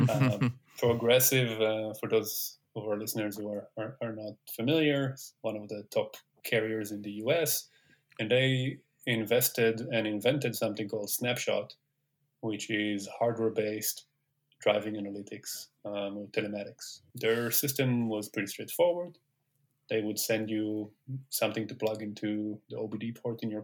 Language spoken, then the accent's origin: English; Tel Aviv, Tel Aviv District, Israel; moved away as an adult; also born or lived in Syracuse, New York, United States; now in Silicon Valley, United States; So I grew up in Tel Aviv